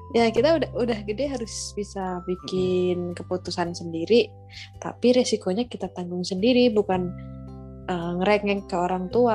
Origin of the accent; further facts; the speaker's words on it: Central Java, Indonesia; aku dari Jawa Tengah